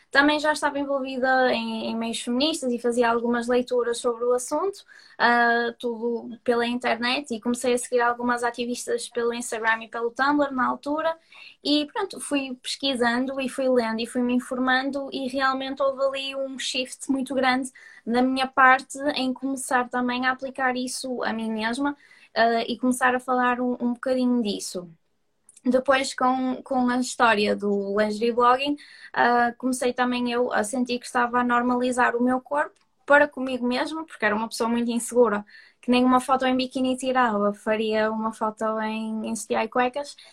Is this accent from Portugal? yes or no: yes; Porto, Norte, Portugal; accent: Porto; sou do Porto, como se pode ver pelo meu sotaque